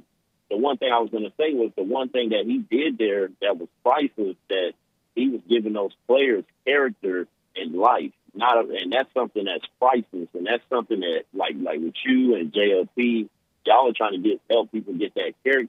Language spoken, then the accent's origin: English; California, United States; born there; accent: country; I sound country, but I was born in California, so.